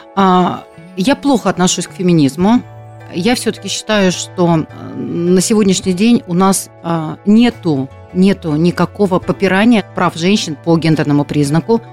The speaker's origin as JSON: {"language": "Russian", "region": "Siberia", "country": "Russia", "tie": "born or raised there", "also_born_or_lived": "Rostov-on-Don, Russia / Moscow, Russia", "moved": "as an adult", "lives_now": "Krasnodar, Russia", "said": "Я родилась в Сибири"}